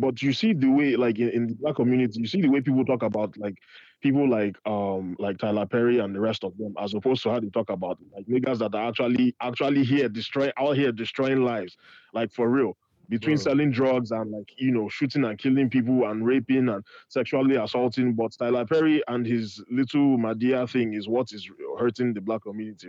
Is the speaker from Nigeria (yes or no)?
yes; Nigeria; Well, then again, we're Nigerian and we're the white people of Africa.